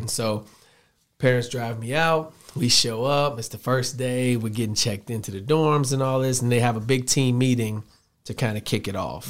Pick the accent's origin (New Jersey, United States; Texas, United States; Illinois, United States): Illinois, United States; Chicago; moved away as an adult; also born or lived in South Dakota; I'm a Southside Chicago kid. Went to high school there, grew up there